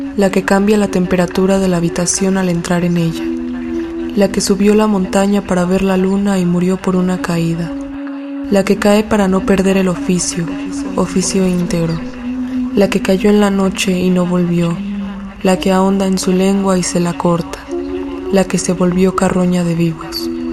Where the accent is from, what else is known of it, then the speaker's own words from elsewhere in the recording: Aguascalientes, Mexico; now in Mexico City, Mexico; soy de Aguascalientes, pero vivo en la Ciudad de México